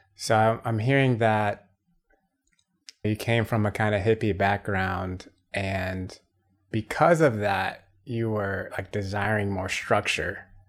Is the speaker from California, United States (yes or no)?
no; Atlanta, Georgia, United States; I'm from Atlanta